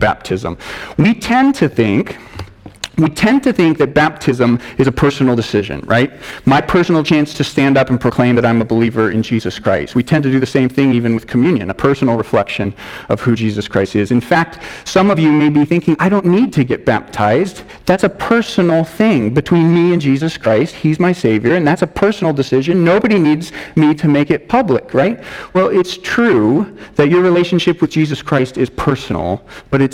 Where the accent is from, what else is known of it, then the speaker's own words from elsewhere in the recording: Denver, Colorado, United States; I was born in Denver, Colorado